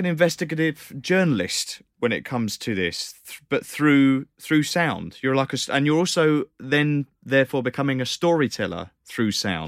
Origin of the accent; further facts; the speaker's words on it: United Kingdom; accent: British; my British accent